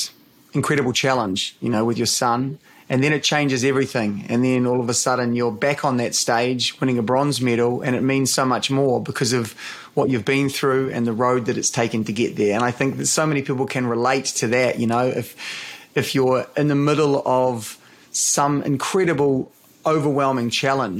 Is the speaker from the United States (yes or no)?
no; New Zealand; As a Kiwi